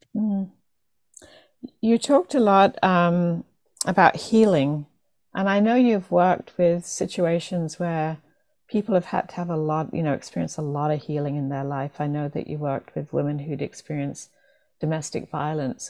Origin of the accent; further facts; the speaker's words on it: England, United Kingdom; growing up, especially in um, England